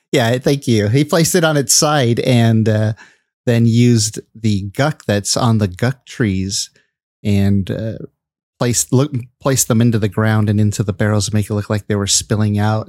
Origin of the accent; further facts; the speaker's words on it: California, United States; also born or lived in Michigan; I spent most of my life in California